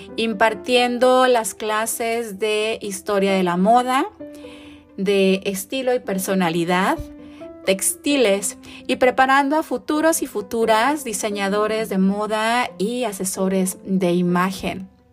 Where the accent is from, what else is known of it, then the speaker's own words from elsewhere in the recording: Tijuana, Baja California, Mexico; soy tijuanense